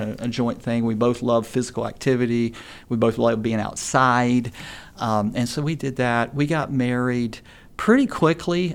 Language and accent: English; Appalachia, United States; being from an Appalachian family